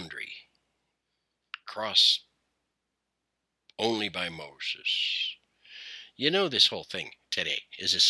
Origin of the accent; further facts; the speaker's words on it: Canada; I am Canadian. My people are trying to find a common story